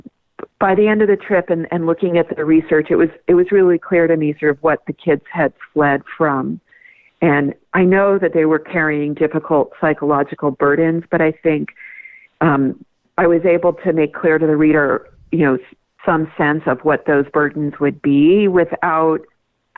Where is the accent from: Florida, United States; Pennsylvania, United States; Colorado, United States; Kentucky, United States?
Colorado, United States; here in my home state of Colorado